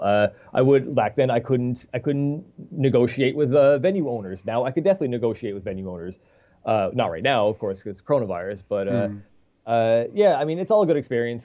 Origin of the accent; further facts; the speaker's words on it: St. John's, Newfoundland and Labrador, Canada; moved away as an adult; also born or lived in Toronto / Paris; now in Montreal, Canada; my hometown, St. John's, St. John's, Newfoundland, is not that big.